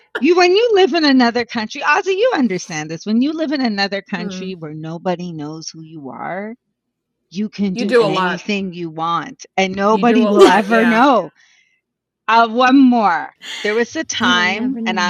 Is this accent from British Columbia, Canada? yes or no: no; Montreal, Quebec, Canada; I'm from Montreal